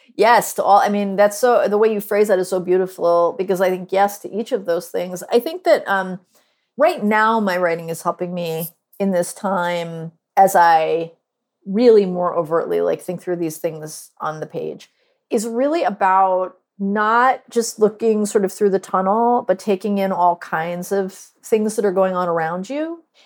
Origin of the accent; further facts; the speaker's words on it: Northeast, United States; now in Durham, United States; I live in Durham, North Carolina, although I'm from the Northeast